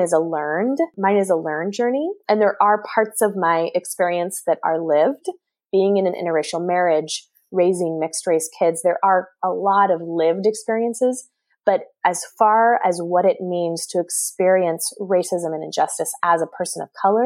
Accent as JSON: {"language": "English", "region": "Oregon", "country": "United States", "tie": "born or raised there", "also_born_or_lived": "Seattle, United States / Jackson, Mississippi, United States", "moved": "yes", "lives_now": "San Francisco Bay Area, United States", "said": "I grew up in Oregon"}